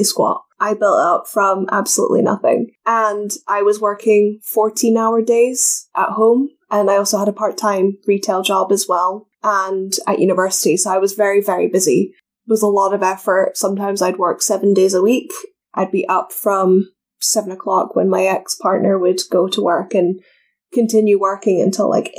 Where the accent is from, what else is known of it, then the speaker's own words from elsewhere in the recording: Scotland, United Kingdom; accent: Scottish; Americans find my accent more appealing than other Scots